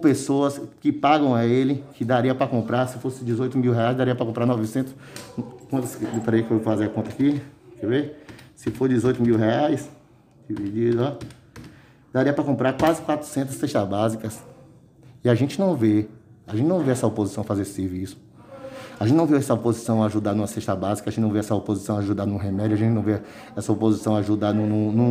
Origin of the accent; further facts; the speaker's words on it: Santo Estevão, Bahia, Brazil; Por Santo Estevão, que é a terra que eu amo tanto, é a terra que eu vivo, é a terra onde eu nasci, onde eu me criei e a terra onde eu quero, eu quero terminar, é aqui.